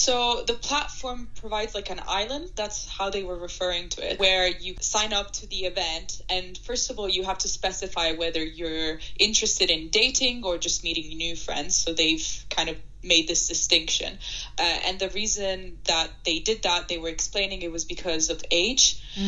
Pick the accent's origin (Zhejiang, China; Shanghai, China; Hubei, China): Shanghai, China; English is a second language; moved away as an adult; also born or lived in Italy / United Kingdom; Thank you for having me. I'm Italian, but I grew up in Shanghai, where I did high school because my dad was moved there because of his job.